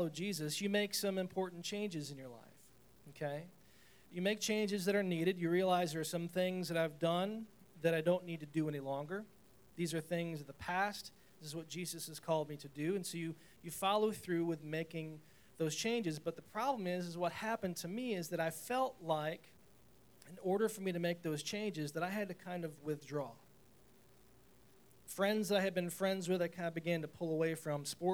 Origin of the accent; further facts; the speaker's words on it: Chenango Forks, New York, United States; moved away as an adult; I'm moving from Shenango Forks, this little tiny town of Shenango Forks, had a graduating class of like 112